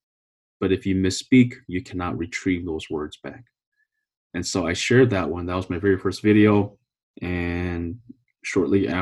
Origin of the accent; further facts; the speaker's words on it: California, United States; now in Minnesota, United States; I'm originally from California